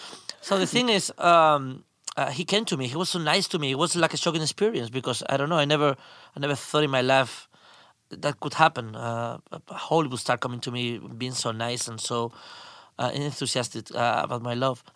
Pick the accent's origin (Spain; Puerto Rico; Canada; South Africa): Spain; I'm a filmmaker from Spain